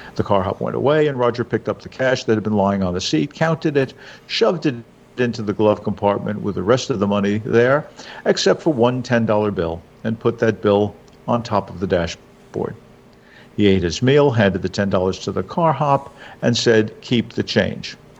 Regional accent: New York, United States; now in New Jersey, United States; I'm a New Jersey guy now, but I grew up in New York

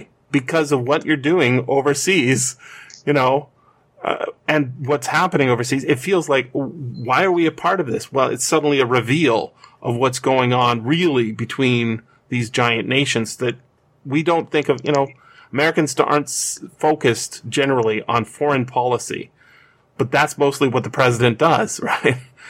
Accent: Canada; But if I'm speaking as a Canadian, right? I can't do anything about that by voting.

